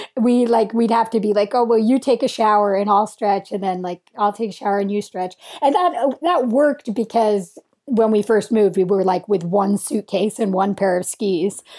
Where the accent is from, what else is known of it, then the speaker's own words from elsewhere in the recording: Vermont, United States; I grew up in Vermont and we skied a lot. Um, our home mountain was Burke Mountain